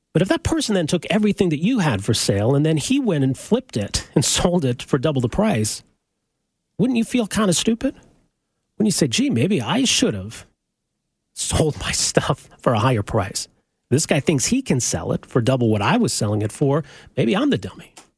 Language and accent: English; Edmonton, Alberta, Canada; I'm from Edmonton, grew up in Edmonton